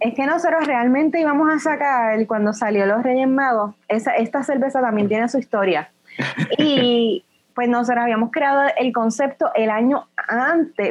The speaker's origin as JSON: {"language": "Spanish", "country": "Puerto Rico", "said": "lo que nosotros somos como puertorriqueños"}